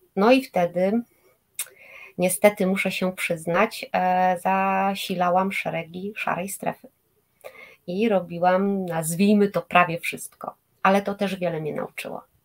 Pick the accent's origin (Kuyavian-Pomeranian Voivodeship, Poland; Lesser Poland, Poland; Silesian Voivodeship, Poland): Kuyavian-Pomeranian Voivodeship, Poland; Bydgoszcz; moved away as an adult; now in Gdańsk, Poland; Ja pochodzę z Bydgoszczy, tam się urodziłam i tam też e, ukończyłam liceum medyczne